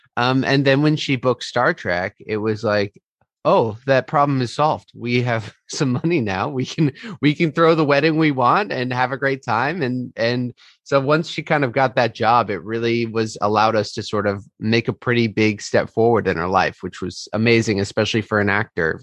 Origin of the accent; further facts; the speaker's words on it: Fairfax, California, United States; I am from Fairfax, California, originally, which is in Marin outside San Francisco in the Bay Area